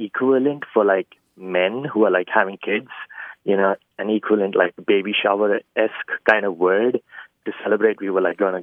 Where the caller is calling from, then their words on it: Austin, Texas, United States; I'm calling from Austin, Texas.